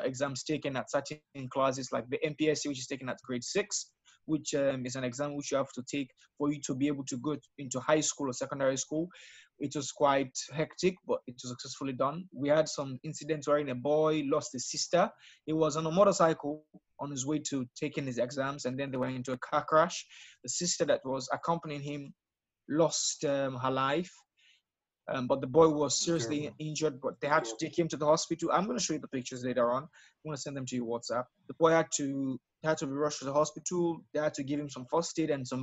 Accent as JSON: {"language": "English", "town": "Freetown", "region": "Western Area", "country": "Sierra Leone", "said": "I'm from Freetown, Sierra Leone, the capital city."}